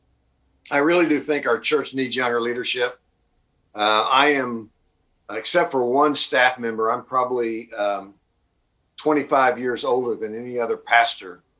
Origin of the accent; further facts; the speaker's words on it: Oklahoma, United States; moved away as an adult; also born or lived in Dallas, Texas / Kansas City / Wheaton, Illinois; I'm an Okie by birth, been born and raised in Oklahoma